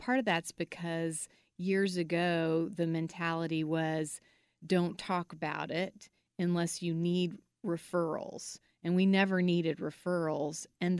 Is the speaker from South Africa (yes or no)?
no; Guatemala; and then I grew up in Guatemala.